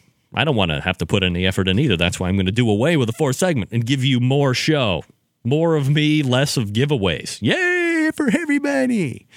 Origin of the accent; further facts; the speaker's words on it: Cleveland, Ohio, United States; accent: New York; because I'm from Cleveland.